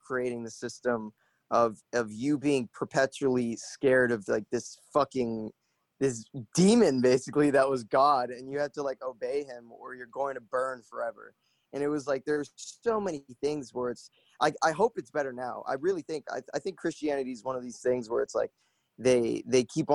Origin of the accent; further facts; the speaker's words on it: Broward County, Florida, United States; I was from Broward, which is like pretty much 30 minutes away.